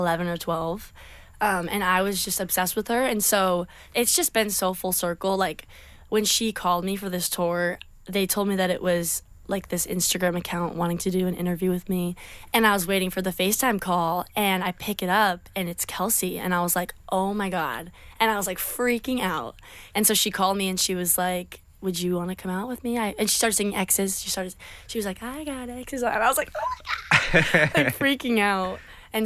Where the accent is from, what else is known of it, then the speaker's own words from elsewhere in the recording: Hampden, Massachusetts, United States; I'm from Western Massachusetts